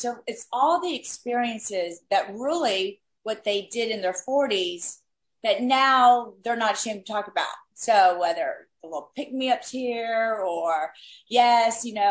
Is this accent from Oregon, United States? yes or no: no; Miami, Florida, United States; moved away as an adult; now in Los Angeles, United States; I had a friend that I grew up with in Miami, our kids grew up together. We moved out to LA at the same time